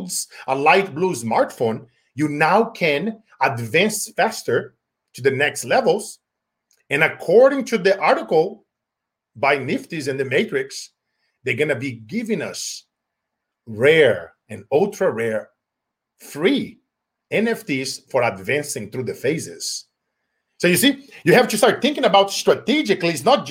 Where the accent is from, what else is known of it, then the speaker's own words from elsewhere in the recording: Brazil; now in United States; growing up in Brazil, poor, going on rice for 90 days at a time